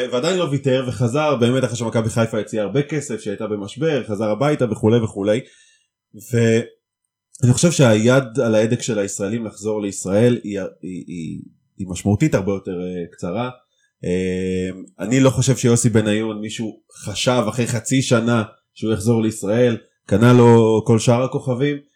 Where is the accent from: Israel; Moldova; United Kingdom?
United Kingdom; accent: British; המבטא הבריטי שלי מתפרץ לפעמים.